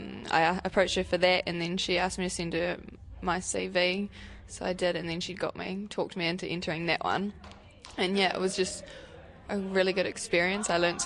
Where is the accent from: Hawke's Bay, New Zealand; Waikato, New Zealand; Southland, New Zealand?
Hawke's Bay, New Zealand; Havelock North; I was born and raised in Hawke's Bay, and yeah, I've grown up in Havelock North.